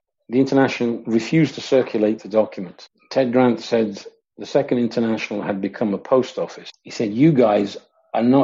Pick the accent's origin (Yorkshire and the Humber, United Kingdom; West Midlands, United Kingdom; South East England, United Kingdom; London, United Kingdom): West Midlands, United Kingdom; Coventry; I grew up in Coventry in the Midlands in England.